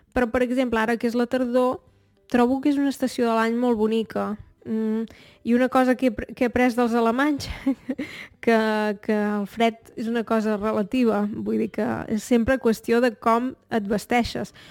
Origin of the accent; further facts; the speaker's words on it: Torelló, Catalonia, Spain; Jo en realitat no sóc de Barcelona, sóc de Torelló, que és un poble que queda una hora i mitja de Barcelona